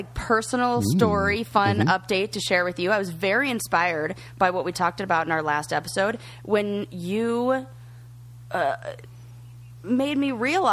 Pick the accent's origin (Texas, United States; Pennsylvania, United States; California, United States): California, United States; moved away as an adult; I'm from California